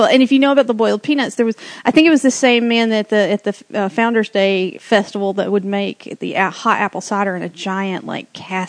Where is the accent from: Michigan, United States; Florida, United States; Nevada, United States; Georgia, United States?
Georgia, United States; Rome; moved away; I'm from Rome.